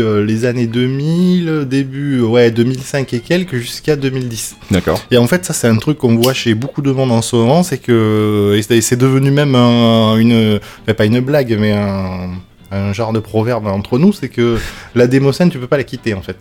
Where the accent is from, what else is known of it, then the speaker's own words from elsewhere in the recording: Bordeaux, Nouvelle-Aquitaine, France; accent: toulousain; also born or lived in Lot-et-Garonne; je suis de Bordeaux